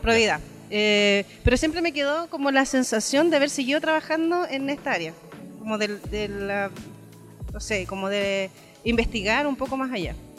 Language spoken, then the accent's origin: Spanish; Puerto Montt, Los Lagos, Chile; yo vengo de la ciudad del Milcao, de la Sopaitilla, del Milcao, del Curanto. Em, en Puerto Montt tenemos este taller